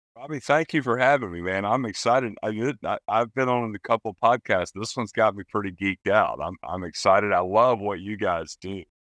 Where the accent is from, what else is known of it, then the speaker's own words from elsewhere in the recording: East Tennessee, United States; moved away as an adult; I'm from East Tennessee originally.